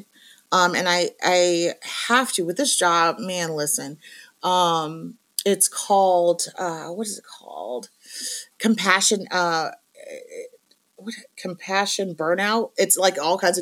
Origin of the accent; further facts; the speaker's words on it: Maine, United States; I'm from Maine.